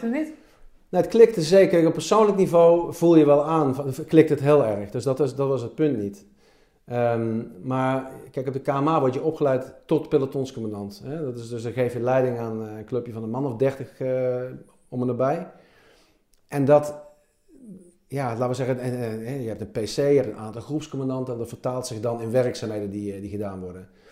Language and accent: Dutch; Helmond, North Brabant, Netherlands; moved away; Ik ben in Helmond geboren